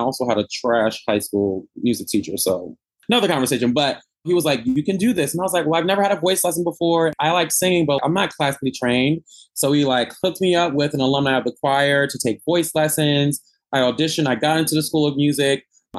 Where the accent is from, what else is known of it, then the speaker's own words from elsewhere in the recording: Teaneck, New Jersey, United States; I was born and raised in Teaneck, New Jersey, which is a suburb in North Jersey, 10 minutes outside of the city.